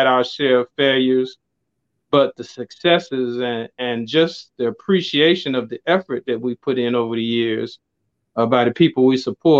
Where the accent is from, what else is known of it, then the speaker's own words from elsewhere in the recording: Chicago, Illinois, United States; I'm from the Chicagoland area, born and raised